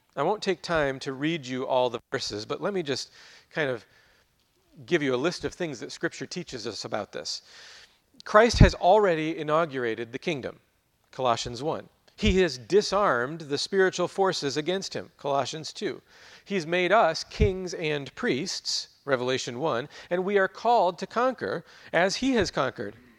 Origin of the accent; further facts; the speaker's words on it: United States; growing up in America, living here as we